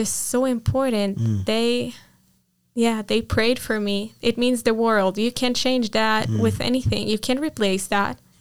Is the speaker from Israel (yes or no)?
yes; Nes Harim, Jerusalem District, Israel; first language Hebrew; English is a second language; I grew up in Jerusalem, the most, like in a village next to Jerusalem, but I lived my whole life in this area of Jerusalem